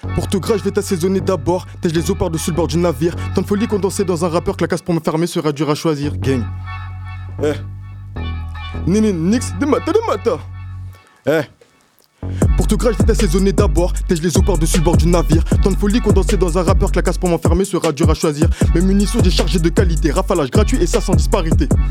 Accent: Noisy-le-Sec, Île-de-France, France; moved away; also born or lived in Vienne (86) / Paris / Poitiers / Rennes; je viens de Noisy-le-Sec-Montreuil, 93, j'ai fait du chemin jusqu'au 86

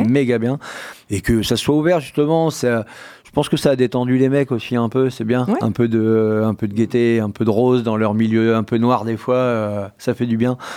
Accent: Poitiers, Nouvelle-Aquitaine, France; je suis né à Poitiers, cité d'urgence, enfin, la cité et compagnie.

